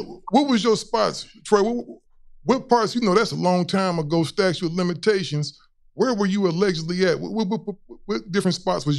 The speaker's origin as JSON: {"language": "English", "town": "Cleveland", "region": "Ohio", "country": "United States", "moved": "yes", "said": "I'm originally from Cleveland."}